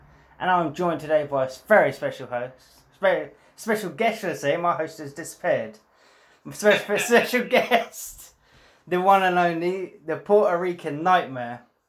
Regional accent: United Kingdom; I'm British. I'm British.

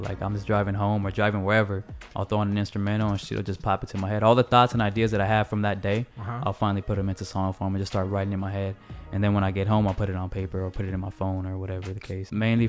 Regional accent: West Coast, United States; I mean, I'm from the West Coast, so, of course, that's always, like, I have an affinity towards that type of music.

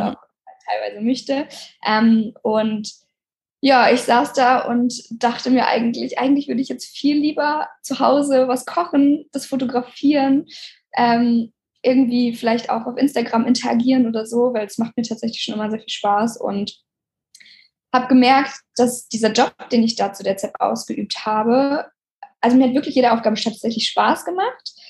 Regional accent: Oldenburg, Lower Saxony, Germany; moved away as an adult; now in Hamburg, Germany; Ich komme ja aus Oldenburg eigentlich

